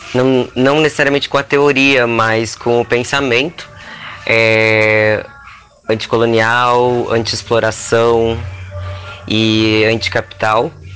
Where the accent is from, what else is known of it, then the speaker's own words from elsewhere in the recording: Rio Grande do Sul, Brazil; eu sou uma pessoa que eu nasci no sul, nasci no Rio Grande do Sul